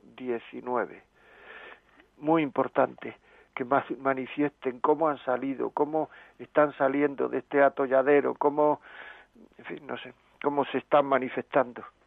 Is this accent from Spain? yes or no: yes; Granada, Andalusia, Spain; moved away; also born or lived in Castile and León; Yo soy de Granada